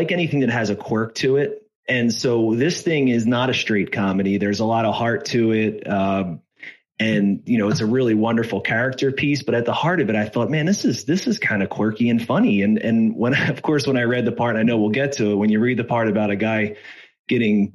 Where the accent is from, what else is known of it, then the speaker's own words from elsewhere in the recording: Philadelphia, Pennsylvania, United States; I grew up in Philadelphia